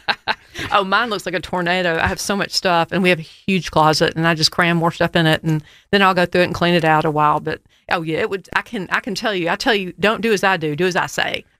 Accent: United States; I grew up in River Oaks

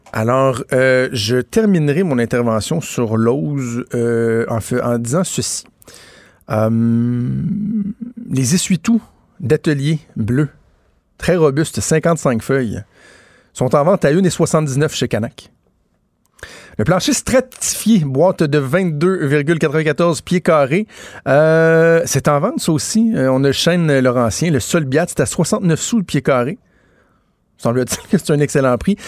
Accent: Quebec City, Quebec, Canada; je viens de Québec

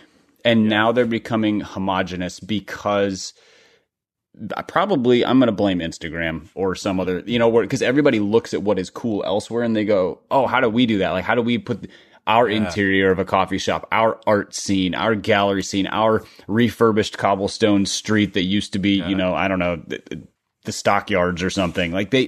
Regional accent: Midwest, United States; I grew up in the Midwest

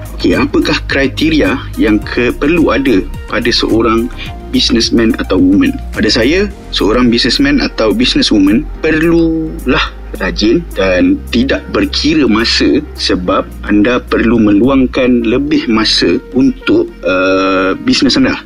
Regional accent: Kuala Lumpur, Malaysia; also born or lived in Malacca; saya berasal dari Kuala Lumpur. Uh, dibesarkan di Kuala Lumpur dan hanya keluar dari Kuala Lumpur untuk belajar di Melaka.

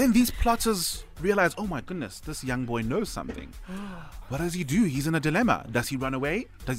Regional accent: Pretoria, Gauteng, South Africa; So, my hometown, Pretoria, best city in the world, by the way.

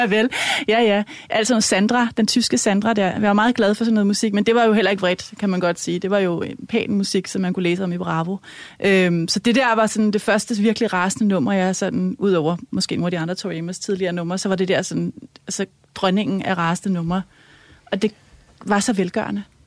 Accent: Helsinge, Capital Region of Denmark, Denmark; jeg er vokset op i Helsing, i, øh, i sådan et, øh, rødt parcelhus

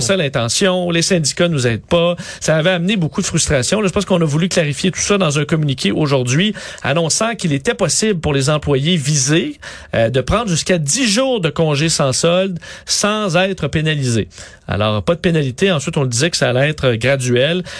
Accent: Quebec, Canada; chez nous au Québec

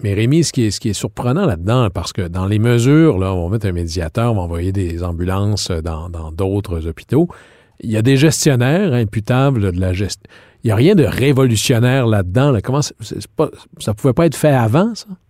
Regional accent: Quebec, Canada; chez nous au Québec.

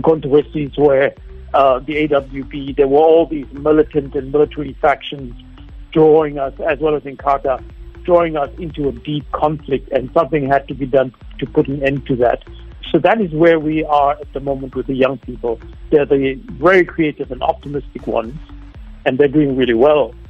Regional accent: South Africa; moved away; I never felt uh, quite at home in my community as a child. And now I come back to a country that, that seems really alien to me. Well, I came back 10 years ago

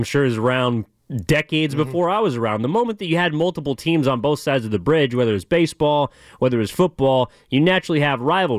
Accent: East Bay, California, United States; now in San Francisco, United States; I'm from the East Bay.

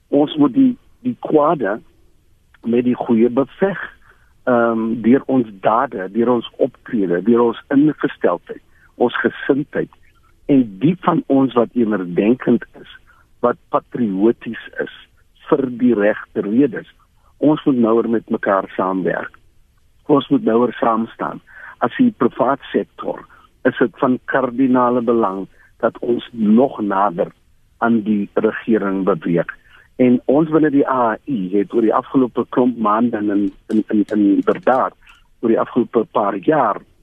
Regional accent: South Africa; ons as Suid-Afrikaners

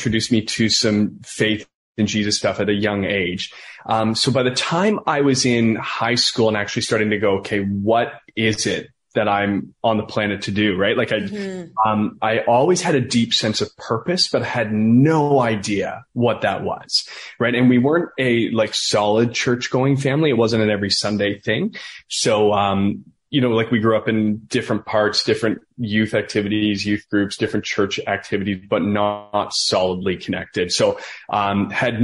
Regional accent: Listowel, Ontario, Canada; I grew up in Listowel, Ontario

